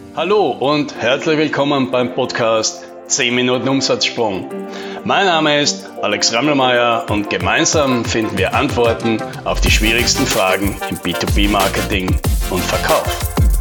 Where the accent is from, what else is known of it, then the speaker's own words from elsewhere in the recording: South Tyrol, Trentino-Alto Adige, Italy; bei uns in Südtirol